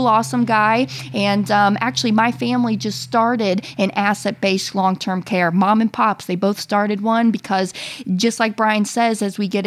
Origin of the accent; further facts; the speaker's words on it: Florida, United States; I am down here in Florida, back home in town